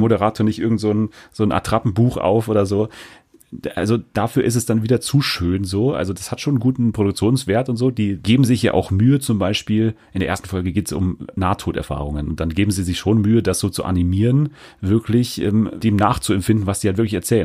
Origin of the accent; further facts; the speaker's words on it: Germany; als Deutsche